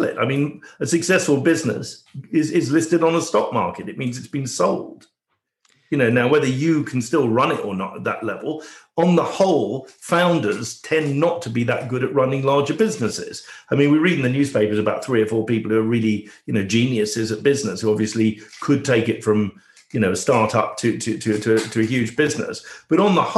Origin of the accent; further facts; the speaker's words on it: England, United Kingdom; I was born in England, but my parents came from Canada. I was very much a first generation person here.